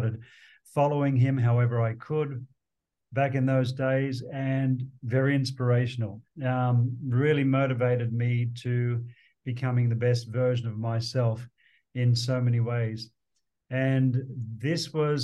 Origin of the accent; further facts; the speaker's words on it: Sydney, New South Wales, Australia; moved away; growing up in Sydney, in Australia